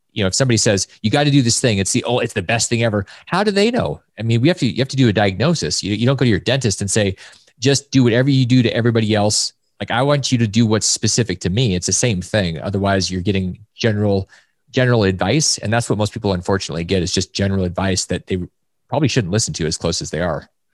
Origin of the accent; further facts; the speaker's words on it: Alaska, United States; I grew up in Alaska